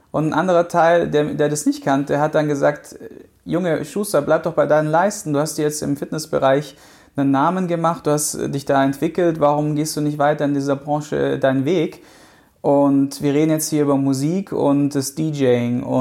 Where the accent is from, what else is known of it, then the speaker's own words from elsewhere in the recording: Baden-Württemberg, Germany; Ich komme halt aus dem Schwaberländle, da ist es halt dann ne, Haus bauen, äh, Baum pflanzen, Auto kaufen